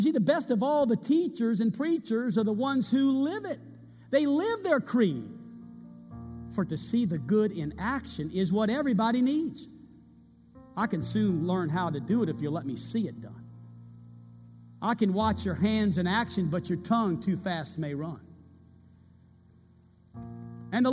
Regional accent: United States; I'm an American

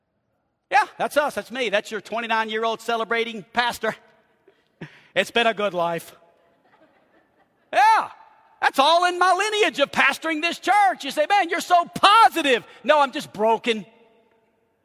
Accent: New Orleans, Louisiana, United States; moved away as an adult; also born or lived in Chicago; Born and raised in New Orleans, college in Chicago, and married a girl from LA.

